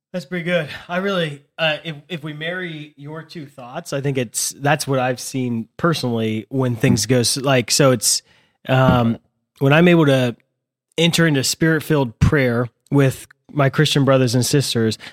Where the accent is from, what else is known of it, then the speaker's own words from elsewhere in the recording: United States; We're we're American Catholics